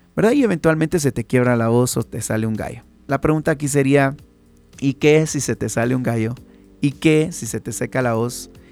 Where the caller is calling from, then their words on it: Guatemala; saludos desde Guate